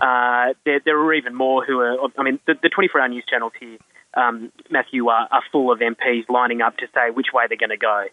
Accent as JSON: {"language": "English", "country": "Australia", "moved": "yes", "lives_now": "United Kingdom", "said": "I, as an Australian"}